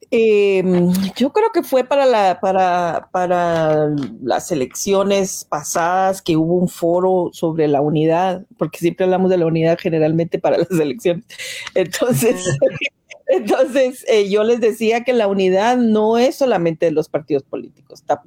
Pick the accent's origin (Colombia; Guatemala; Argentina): Guatemala; moved away as an adult; also born or lived in Mexico; yo salí de Guatemala en el 81